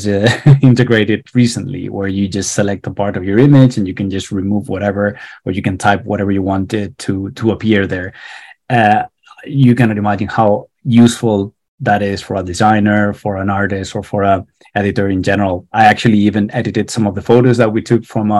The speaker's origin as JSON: {"language": "English", "country": "Spain", "second_language": "English", "moved": "yes", "lives_now": "Dublin, Ireland", "said": "I'm not from Ireland. I'm actually from Spain"}